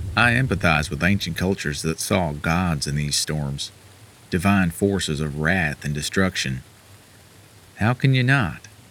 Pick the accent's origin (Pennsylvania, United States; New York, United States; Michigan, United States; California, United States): California, United States; as a Californian